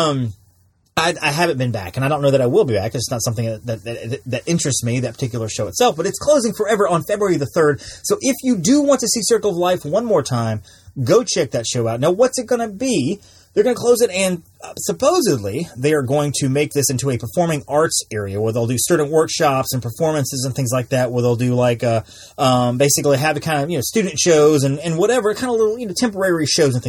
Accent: South Alabama, United States; I grew up in South Alabama

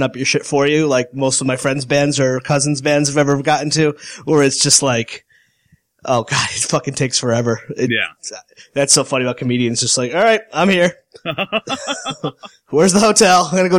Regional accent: Connecticut, United States; I grew up in Connecticut

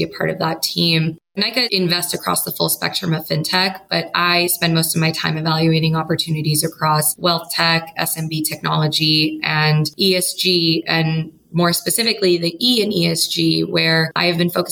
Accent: New York, United States; also born or lived in San Francisco; I grew up in New York and I went to school in New York and I started working in New York

